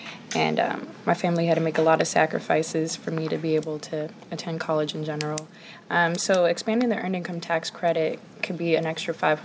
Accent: Washington, District of Columbia, United States; moved away as an adult; now in Baltimore, United States; I'm from Washington, D.C.

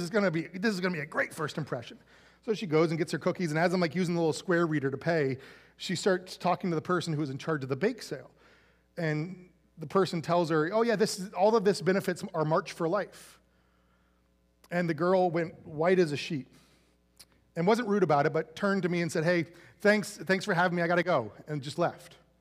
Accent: Central Florida, United States; when I was, like, a little, little kid growing up in Central Florida

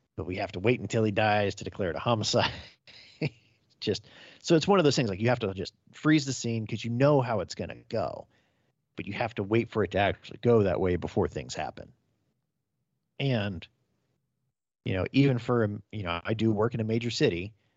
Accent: just outside of Fresno County, California, United States; I grew up just outside of Fresno County

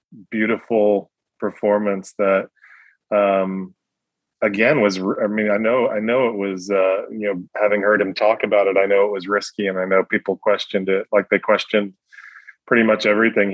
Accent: New York City, New York, United States; moved away as an adult; now in Oxford, Mississippi, United States; growing up in Brooklyn

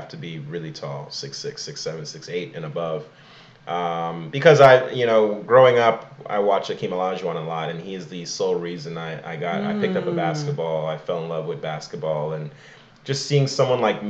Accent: Imo, Nigeria; now in United States; I'm from Emo

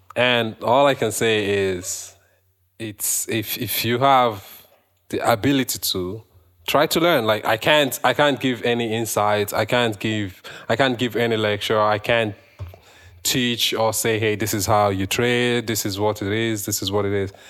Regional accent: Nigeria; moved away as an adult; now in Canada; me as a Nigerian

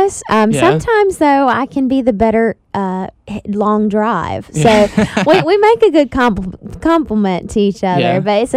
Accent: Robeson County, North Carolina, United States; since I'm from Robeson County, everyone always assumes that I'm Lumbee

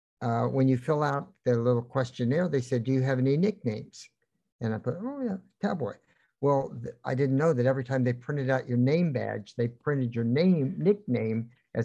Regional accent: Kansas City, Missouri, United States; I'm from Kansas City.

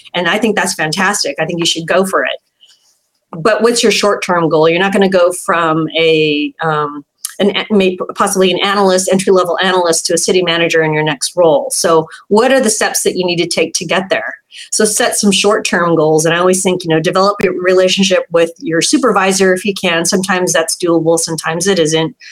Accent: San Jose, California, United States; I grew up in San Jose.

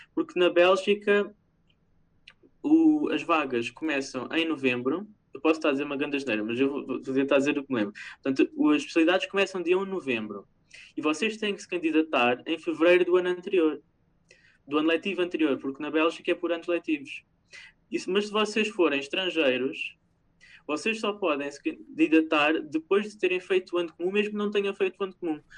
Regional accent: Portugal; moved away as an adult; now in Norway; eu saí de Portugal

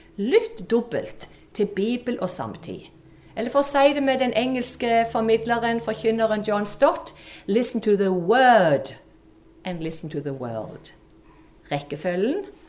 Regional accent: Bryne, Rogaland, Norway; accent: Jærsk; moved away as an adult; also born or lived in Kristiansand; Dere hører på mål at jeg er jærbu, jente ifra Bryne

